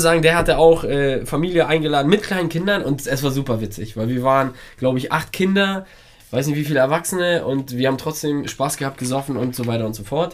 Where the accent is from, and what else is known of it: Poland